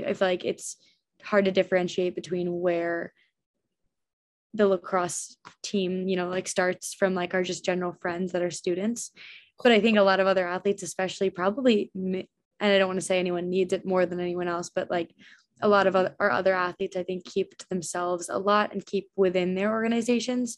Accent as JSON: {"language": "English", "town": "Ridgewood", "region": "New Jersey", "country": "United States", "tie": "born or raised there", "said": "I grew up in Ridgewood, which is like a huge lacrosse town."}